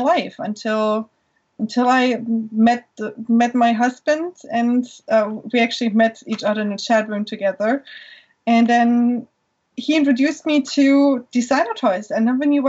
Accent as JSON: {"language": "English", "country": "Germany", "tie": "born or raised there", "second_language": "English", "moved": "as an adult", "lives_now": "Florida, United States", "said": "I was born in Germany."}